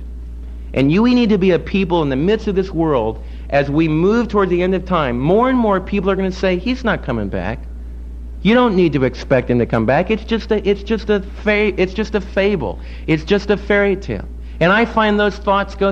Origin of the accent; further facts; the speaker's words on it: United States; as American believers